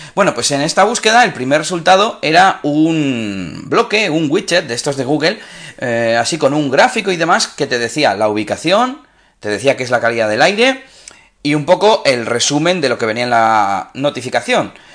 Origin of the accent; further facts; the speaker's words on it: Espinosa de los Monteros, Castile and León, Spain; now in Bilbao, Spain; Espinosa de los Monteros, que es mi pueblo